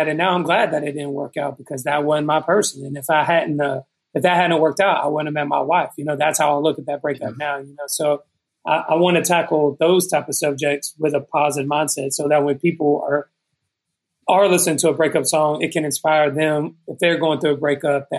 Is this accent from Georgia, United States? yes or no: yes; Douglasville, Georgia, United States; also born or lived in Texas; I grew up in Georgia, right outside of Atlanta, like 30 minutes outside of Atlanta in a town called Douglasville